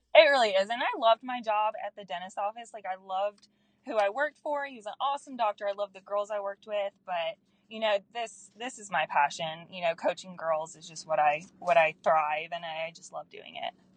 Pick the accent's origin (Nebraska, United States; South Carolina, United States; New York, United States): South Carolina, United States; Anderson; So I am from a small town in Anderson, South Carolina. So I'm a Southern girl.